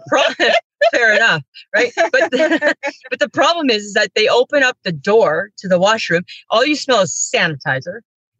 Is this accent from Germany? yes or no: no; Saskatchewan, Canada; also born or lived in Steinbach; I'm from Saskatchewan. I'm in Toronto.